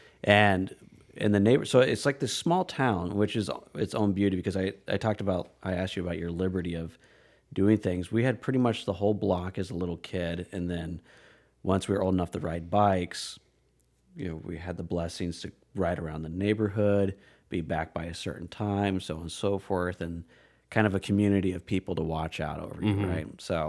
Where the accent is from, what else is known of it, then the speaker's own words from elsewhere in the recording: Aurora, Colorado, United States; born there; also born or lived in Iowa; I was not originally born in Iowa. I was actually born in Colorado. I was born in Aurora, Colorado